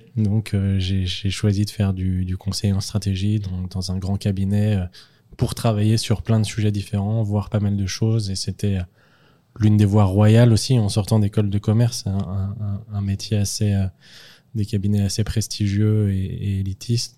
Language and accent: French; Lyon, Auvergne-Rhône-Alpes, France; je viens pas de la campagne, une petite ville, mais je viens de Lyon